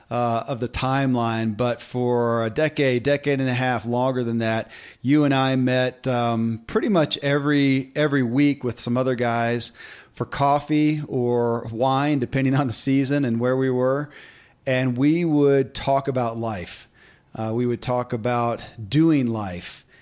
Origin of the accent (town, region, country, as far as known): Kentucky, United States; born or raised there